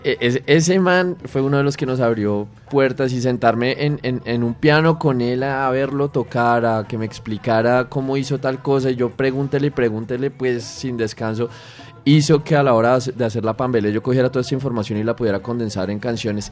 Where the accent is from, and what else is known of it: Colombia